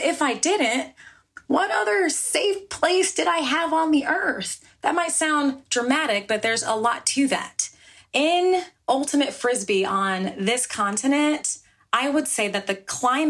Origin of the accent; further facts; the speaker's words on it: New Jersey, United States; I was born in Jersey